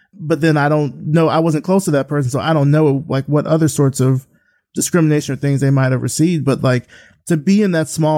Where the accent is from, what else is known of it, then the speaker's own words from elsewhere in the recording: Selma, Alabama, United States; I grew up in a small town. I grew up in Selma, Alabama.